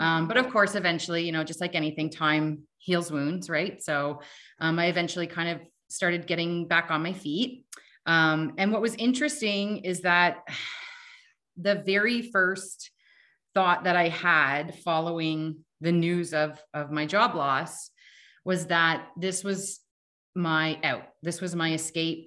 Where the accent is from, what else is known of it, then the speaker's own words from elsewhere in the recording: Canada; I'm Canadian